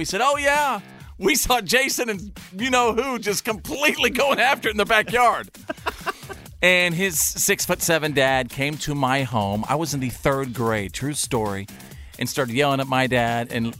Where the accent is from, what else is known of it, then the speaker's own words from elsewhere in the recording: North Texas, United States; When I was little, I was growing up in North Texas.